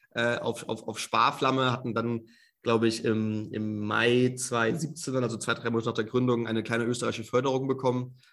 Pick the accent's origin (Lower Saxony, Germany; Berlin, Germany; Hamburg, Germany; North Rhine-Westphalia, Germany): Hamburg, Germany; moved away as an adult; also born or lived in Munich / Shanghai / London / Australia; now in Vienna, Austria; bin ursprünglich gebürtiger Hamburger, also kenne mich eigentlich in Deutschland sehr gut aus. Dementsprechend habe meine ersten ähm, 22 Jahre in Hamburg auch gelebt